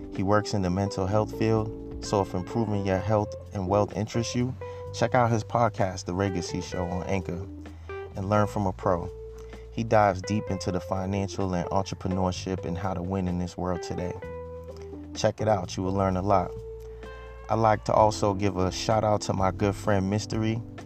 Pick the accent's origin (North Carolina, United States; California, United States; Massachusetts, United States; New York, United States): Massachusetts, United States; Boston; I grew up in Boston, mainly grew up in the rougher parts